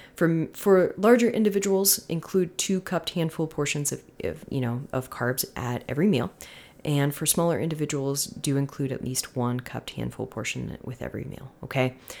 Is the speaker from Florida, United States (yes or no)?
yes; Florida, United States; moved away; I am from Florida.